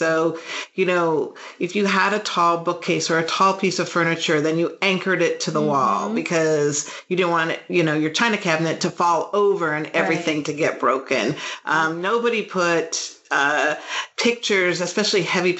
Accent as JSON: {"language": "English", "region": "California", "country": "United States", "tie": "born or raised there", "moved": "yes", "said": "I grew up in California, which is quite different than the Midwest"}